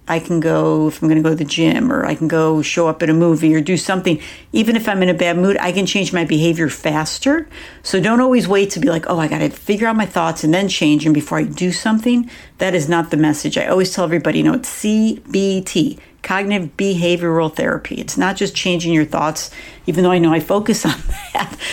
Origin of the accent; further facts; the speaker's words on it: Buffalo, New York, United States; moved away; I grew up in Buffalo, New York